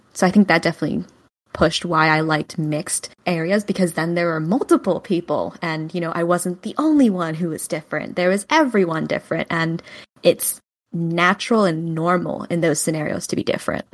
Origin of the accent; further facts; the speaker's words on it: New Jersey, United States; also born or lived in Hunan, China; now in New York City, United States; I was born in Xiaoyang, Hunan, China, and adopted at eighteen months old. I grew up in New Jersey